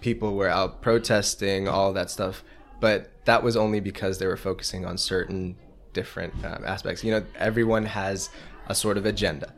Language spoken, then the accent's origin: English; United States; as an American